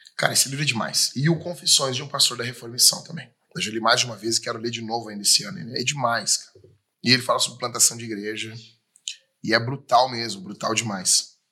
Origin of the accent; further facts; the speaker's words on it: Rio Grande do Sul, Brazil; já fico com saudade aqui da nossa cidade, do Rio Grande do Sul, do, da minha terra, do meu pago